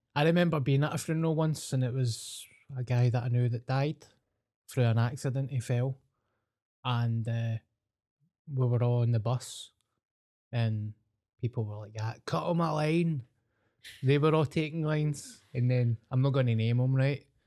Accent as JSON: {"language": "English", "region": "Scotland", "country": "United Kingdom", "said": "I'm the …"}